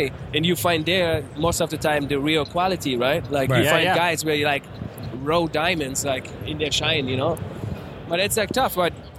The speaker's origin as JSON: {"language": "English", "town": "Frankfurt", "region": "Hesse", "country": "Germany", "tie": "born or raised there", "also_born_or_lived": "Seattle", "second_language": "English", "moved": "as an adult", "said": "I grew up in Frankfurt"}